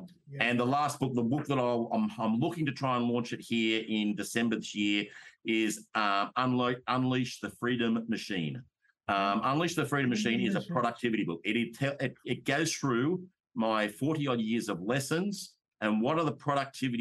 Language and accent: English; Australia; I'm an Australian. I talk in Australian language